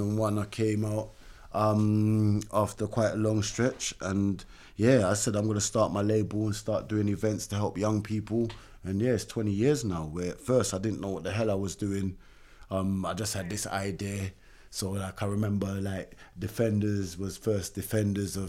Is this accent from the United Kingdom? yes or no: yes; London, United Kingdom; I grew up in Brixton, from Mites Hall Estate